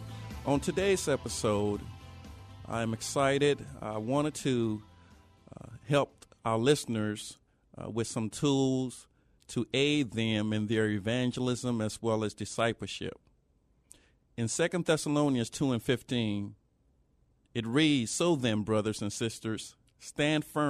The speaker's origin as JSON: {"language": "English", "town": "New Orleans", "region": "Louisiana", "country": "United States", "tie": "born or raised there", "said": "Notre Dame Seminary in New Orleans, Louisiana, which is my hometown"}